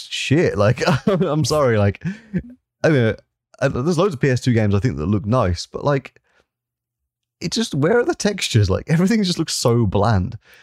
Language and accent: English; England, United Kingdom; I'm an English gentleman